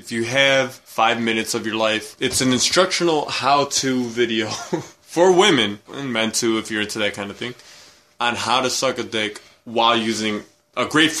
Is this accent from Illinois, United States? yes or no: yes; Chicago, Illinois, United States; We're from the greater Chicagoland area. I don't know if we ever mentioned it. We're from Chicago and the outlying suburbs.